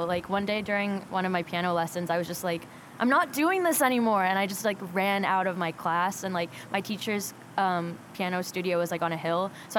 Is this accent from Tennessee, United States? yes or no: yes; Tennessee, United States; now in California, United States; But, but yeah, no, I grew up in the South, like, got Southern roots, which is very weird to say. And I feel like, especially, like, on first glance, like, people don't take me as, like, somebody that's, like, a Tennessean.